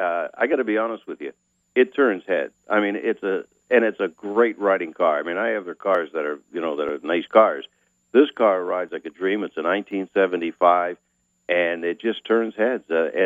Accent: Erie, Pennsylvania, United States; my hometown of Erie, Pennsylvania.

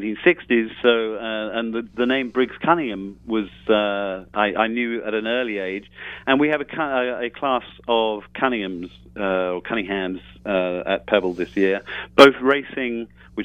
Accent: United Kingdom; I am British

